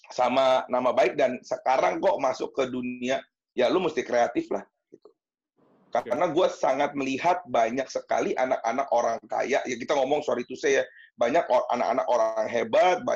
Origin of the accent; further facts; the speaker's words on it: Serpong, Banten, Indonesia; gue itu dari kecil kok udah tinggal di Serpong. Di kecil sekolah SD, SMP, SMA, kuliah, kerja doang sempat ke Jakarta. Terus sekarang ngantor di Serpong, gereja di Serpong, terus um, berkomunitas di Serpong.